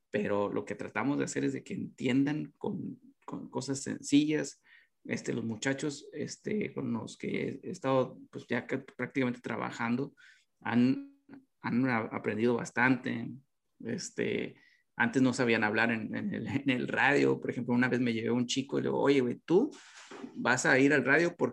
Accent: Nuevo Laredo, Tamaulipas, Mexico; oye, fíjate que somos de Nuevo Laredo, este, eh, tenemos esto

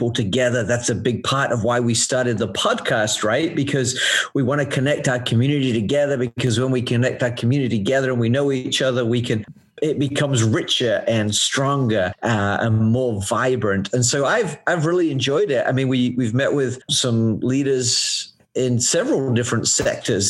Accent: England, United Kingdom; moved away

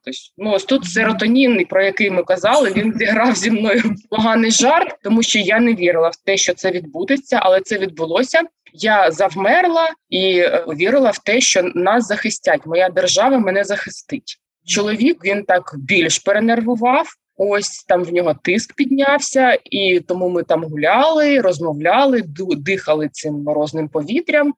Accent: Zaporizhzhia, Zaporizhzhia Oblast, Ukraine; moved away; also born or lived in Kharkiv; Я народилася та вирісла в Запоріжжі.

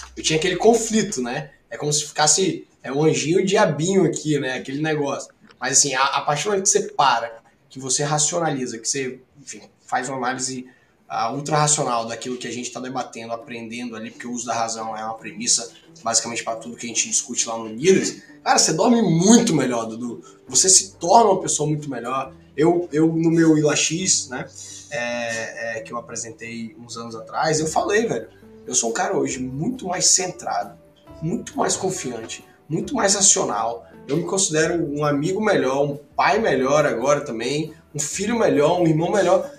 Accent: Ilhéus, Bahia, Brazil; moved away as an adult; now in Espírito Santo, Brazil; sou, sou baiano, todo mundo sabe, vim de Ilhéus, tô aqui desde 2008

